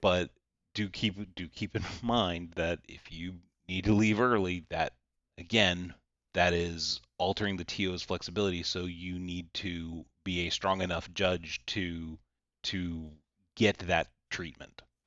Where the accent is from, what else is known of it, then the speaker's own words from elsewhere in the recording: the South, United States; I'm from the South and we're almost all rural areas here in the South.